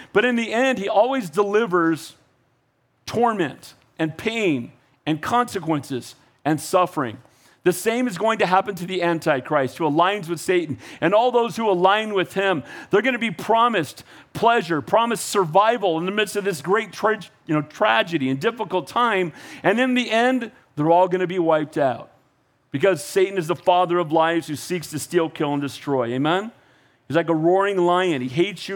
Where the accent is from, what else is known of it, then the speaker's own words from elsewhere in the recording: United States; I was born in America